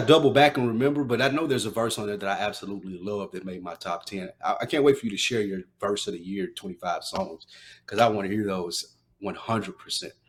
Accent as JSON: {"language": "English", "region": "the South", "country": "United States", "said": "I'm from down south"}